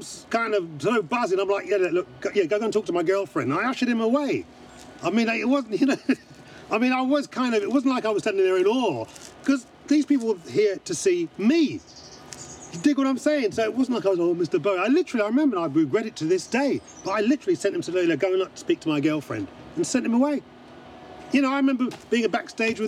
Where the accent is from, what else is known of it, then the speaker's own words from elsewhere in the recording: London, United Kingdom; I come from Brixton. I'm a South Londoner.